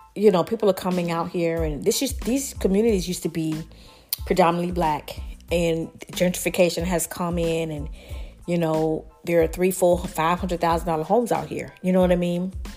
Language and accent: English; the South, United States; I'm from the South